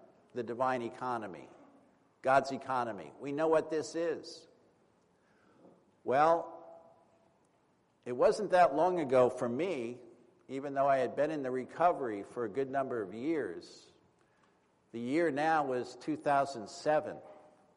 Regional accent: East Coast, United States; moved away; also born or lived in California / New York; I was from the East Coast

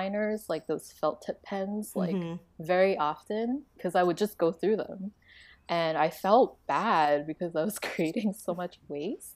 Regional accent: Taiwan; moved away; also born or lived in Canada; growing up in Taiwan, you have sticker books

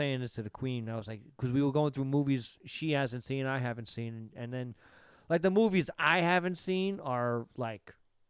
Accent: New York, United States; As a New Yorker

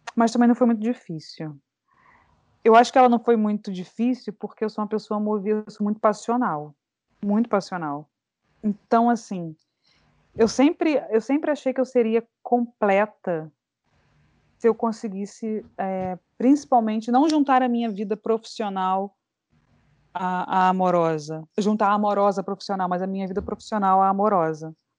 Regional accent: Niterói, Rio de Janeiro, Brazil; moved away as an adult; also born or lived in New York; now in Chicago, United States; Eu sou de Niterói, uma cidade, cidade sorriso do Rio de Janeiro

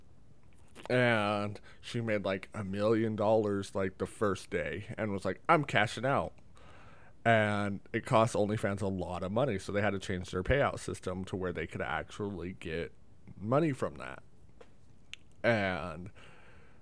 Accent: Nevada, United States; I was born in Nevada

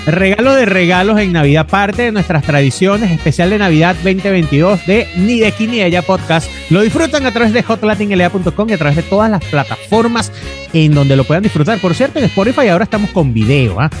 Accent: Venezuela; moved away; somos venezolanos

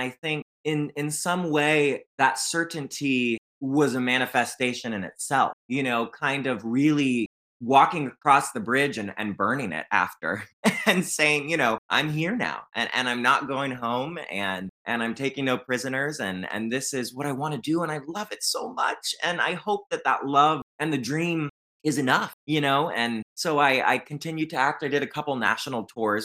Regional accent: Fresno, California, United States; moved away as an adult; also born or lived in Hollywood / New York City; My hometown's Fresno, California, lovely place to grow up

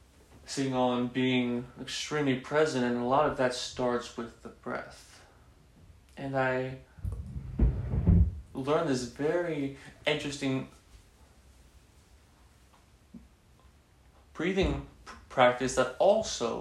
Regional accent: Texas, United States; growing up in Texas, growing up Catholic, my mom's very Catholic

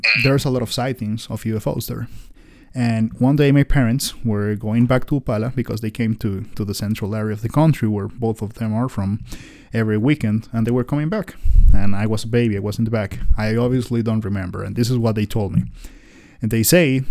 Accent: Costa Rica; I'm from Costa Rica

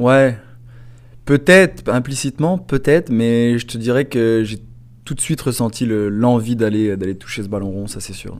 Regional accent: France; moved away; je viens de la France.

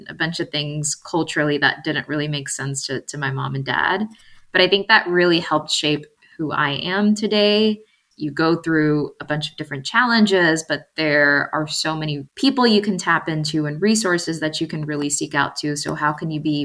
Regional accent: Texas, United States; also born or lived in Mexico City, Mexico; I was born in Mexico City, which at that time, it was the largest city in the world. And I moved to Texas when I was 3 years old to a very, very small town.

